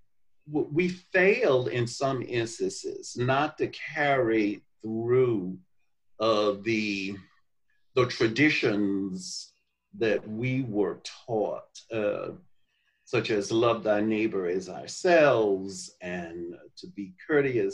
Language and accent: English; Mobile, Alabama, United States; now in Atlanta, United States; growing up in Mobile, Alabama, in the segregated